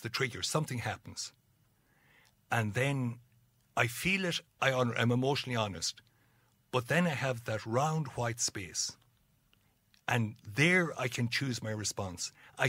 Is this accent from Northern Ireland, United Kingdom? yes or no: yes; Dungiven, Northern Ireland, United Kingdom; where I grew up in Dungiven, we gave ourselves auto-suggestions to feel miserable.